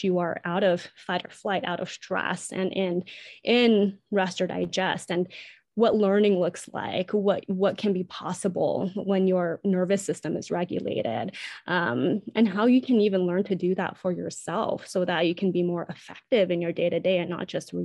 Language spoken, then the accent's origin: English; United States; I'm Asian American, Chinese American specifically